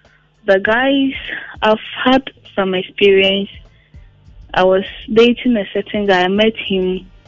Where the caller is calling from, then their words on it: Asafo, Ghana; I'm calling from Asafo.